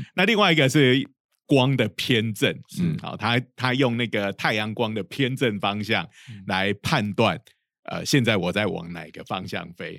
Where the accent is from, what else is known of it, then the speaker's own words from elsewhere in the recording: Changhua County, Taiwan; 我老家在彰化，哈，我们家附近就有一家很有名的